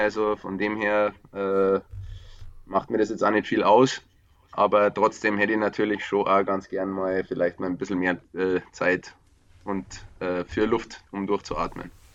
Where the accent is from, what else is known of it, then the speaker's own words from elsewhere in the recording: Upper Bavaria, Germany; moved away; ich bin aus Oberbayern ursprünglich